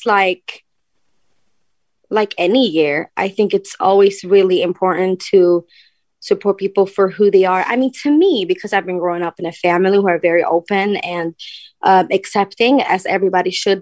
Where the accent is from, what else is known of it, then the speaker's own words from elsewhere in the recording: Stockholm, Stockholm County, Sweden; I love my hometown. I love Stockholm